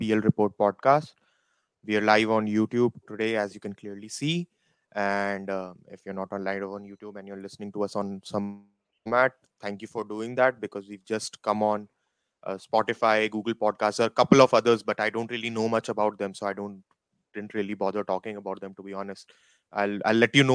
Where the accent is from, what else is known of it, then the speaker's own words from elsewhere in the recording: India; moved away; I'm still an Indian person